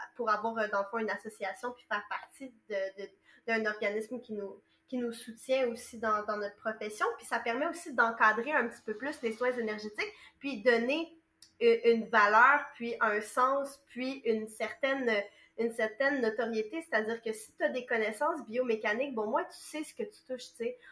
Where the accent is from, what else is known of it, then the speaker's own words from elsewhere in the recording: Montreal, Quebec, Canada; moi je viens de Montréal